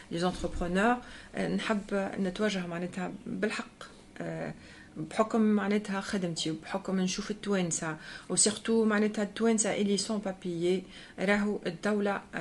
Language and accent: Arabic; Tunisia; now in France; احنا بلادنا فقيره ما عندناش ما نجموش نعملوا كومباريزون بين فرنسا وبين تونس